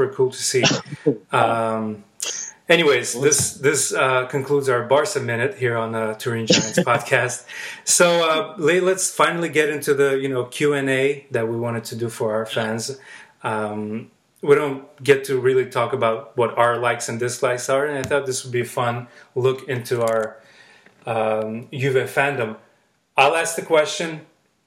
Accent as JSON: {"language": "English", "town": "Baku", "country": "Azerbaijan", "tie": "born or raised there", "said": "I grew up in Baku, Azerbaijan"}